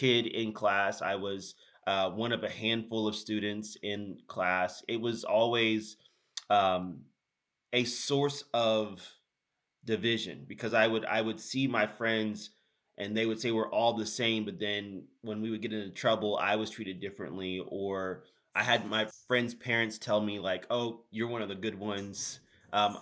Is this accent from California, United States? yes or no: no; Houston, Texas, United States; also born or lived in Sugar Land, Texas; started my life, early life in Houston, Texas